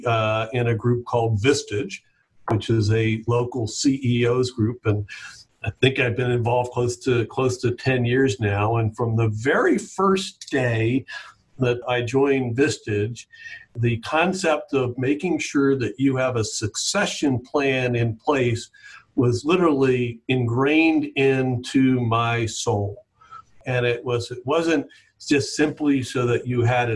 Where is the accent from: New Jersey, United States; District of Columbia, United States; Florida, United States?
Florida, United States; Jupiter Inlet Colony; I grew up on Jupiter Inlet Colony, the beach and the inlet and the intercoastal and boating, and we were outside 24/7 as a kid